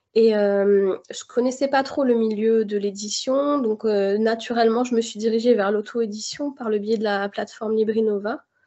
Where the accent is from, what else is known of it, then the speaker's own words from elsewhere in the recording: Béthune, Hauts-de-France, France; j'ai grandi, euh, à Béthune, dans le Nord-Pas-de-Calais